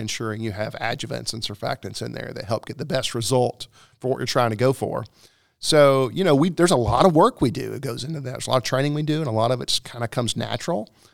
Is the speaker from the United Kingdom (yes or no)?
no; Fort Payne, Alabama, United States; moved away as an adult; also born or lived in Myrtle Beach, South Carolina; now in South Carolina, United States; we're in the, uh, northeastern corner is where I grew up in Fort Payne